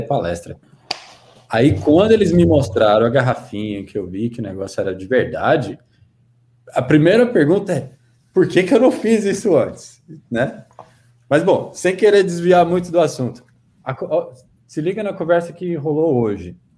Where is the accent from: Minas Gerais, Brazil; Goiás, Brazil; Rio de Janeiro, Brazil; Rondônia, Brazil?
Goiás, Brazil; Goiânia; accent: Goiânia accent; moved away as an adult; also born or lived in Brasília; eu sou de Goiânia, Goiás. Tem esse, esse, aqui eles chamam de accent, né? Uh, tem esse sotaque, assim, de Goiânia, com muito orgulho.